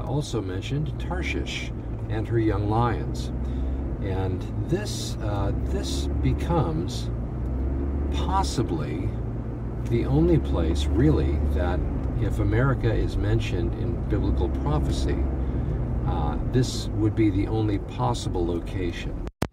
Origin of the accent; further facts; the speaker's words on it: United States; I'm an extremely thankful American